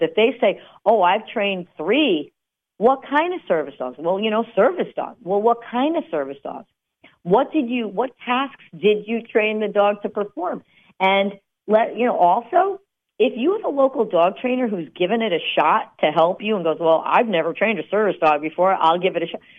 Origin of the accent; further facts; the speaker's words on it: New Jersey, United States; we're from New Jersey